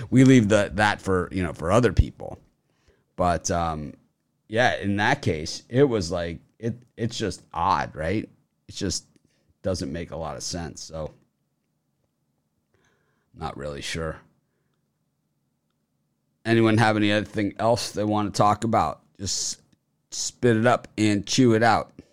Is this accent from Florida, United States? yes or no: yes; Miami, Florida, United States; Well, I'm from Miami, so I'm looking at the Miami North Carolina game.